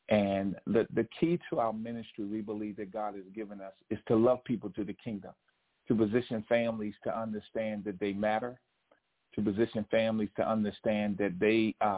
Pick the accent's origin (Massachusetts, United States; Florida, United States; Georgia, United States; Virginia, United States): Virginia, United States; Alexandria; We grew up in Alexandria, Virginia, across the DMV, D.C., Maryland, Virginia.